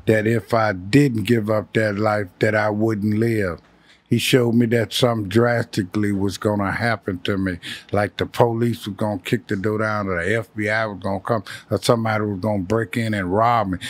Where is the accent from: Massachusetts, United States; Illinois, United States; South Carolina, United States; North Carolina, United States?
Illinois, United States; Chicago; moved away; also born or lived in California; I'm from Chicago.